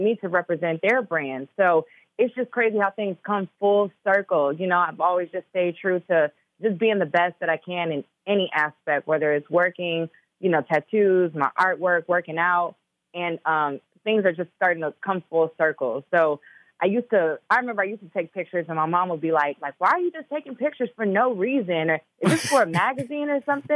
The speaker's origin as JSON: {"language": "English", "town": "Chicago", "region": "Illinois", "country": "United States", "also_born_or_lived": "Minnesota", "said": "I'm from Chicago too"}